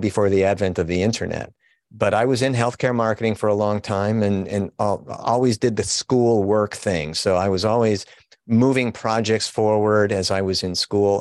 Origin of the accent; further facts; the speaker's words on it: Chicago, Illinois, United States; also born or lived in Wilmette, Illinois; I am a, a Chicago born and bred guy